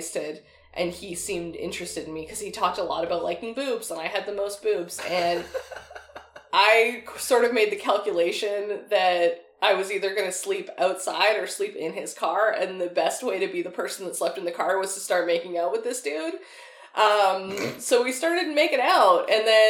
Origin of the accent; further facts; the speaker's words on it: Chilliwack, British Columbia, Canada; moved away; I grew up in Chilliwack. I was out there visiting my family